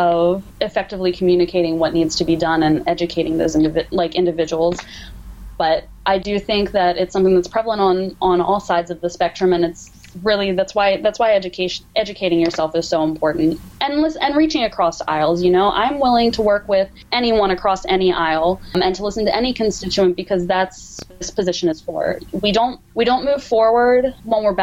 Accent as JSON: {"language": "English", "town": "Hanover", "region": "Pennsylvania", "country": "United States", "tie": "born or raised there", "said": "for a local manufacturer in Hanover, in my hometown, called Legacy Athletic."}